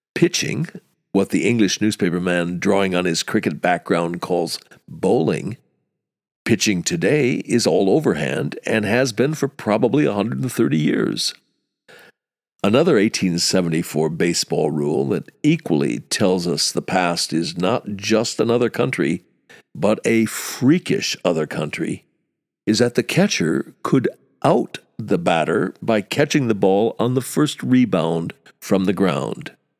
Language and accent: English; United States; as an American, an American who played baseball as a kid